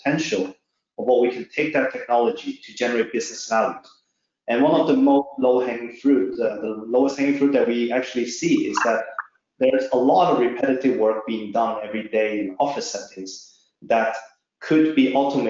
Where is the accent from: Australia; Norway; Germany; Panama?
Norway; I'm actually not from China, I'm from Norway.